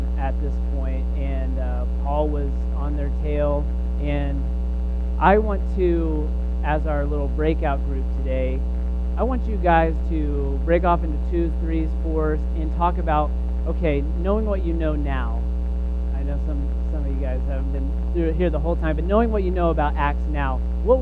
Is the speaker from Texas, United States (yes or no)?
yes; Texas, United States; I am from Texas and come from a Southern Baptist tradition